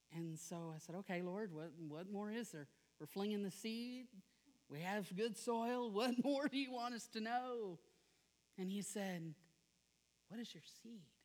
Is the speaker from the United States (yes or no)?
yes; South Louisiana, United States; I am from South Louisiana